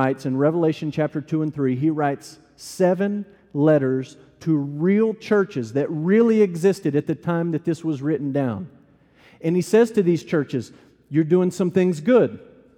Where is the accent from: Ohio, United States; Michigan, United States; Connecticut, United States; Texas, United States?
Texas, United States; Amarillo; moved away as an adult; also born or lived in Louisville, Kentucky; I grew up in Amarillo, Texas.